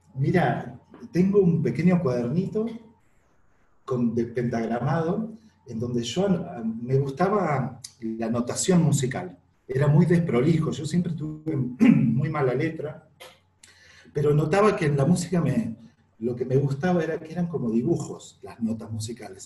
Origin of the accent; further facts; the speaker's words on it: Villa Regina, Río Negro, Argentina; moved away as an adult; also born or lived in Chos Malal, Neuquén; now in Neuquén, Argentina; en la ciudad donde yo nací, en Villa Regina, que es provincia de Río Negro